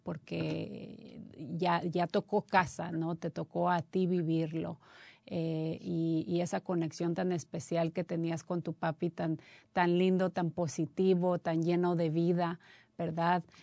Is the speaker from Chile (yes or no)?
no; Mexico; moved away; yo soy mexicana también